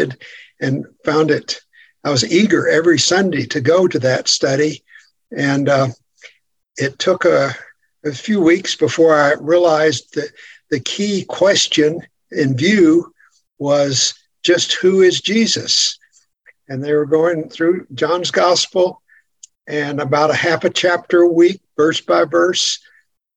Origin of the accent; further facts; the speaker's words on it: West Texas, United States; I grew up in Texas, in the western part of Texas, on a farm. So I'm a West Texas farm boy